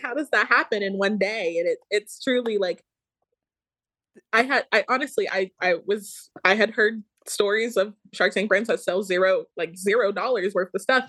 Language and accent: English; Dallas, Georgia, United States; I'm from Georgia. I'm from Dallas, Georgia um, went to North Paulding High School and then UGA